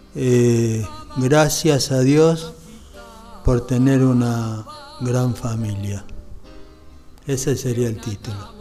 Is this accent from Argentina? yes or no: yes; Buenos Aires, Argentina; yo soy de acá, soy porteño, me siento orgulloso de serlo